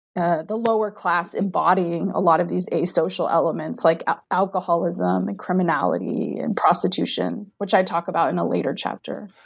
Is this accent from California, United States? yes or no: yes; Diamond Bar, California, United States; moved away as an adult; also born or lived in Maryland / Central Virginia; now in Virginia, United States; am from Diamond Bar, California, which is a suburb of Los Angeles